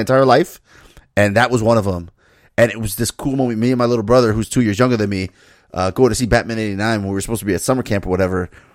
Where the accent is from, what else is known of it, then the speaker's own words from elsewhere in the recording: Miami, Florida, United States; me growing up in Miami